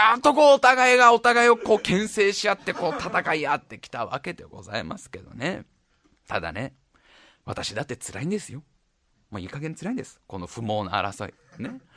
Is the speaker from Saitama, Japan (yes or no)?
yes; Tokorozawa, Saitama, Japan; now in Tokyo, Japan; 埼玉県所沢市出身です。